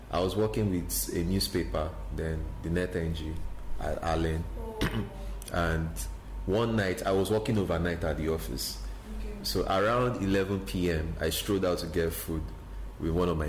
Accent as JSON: {"language": "English", "town": "Mushin", "region": "Lagos", "country": "Nigeria", "said": "When I tell people um, I'm from Mushin"}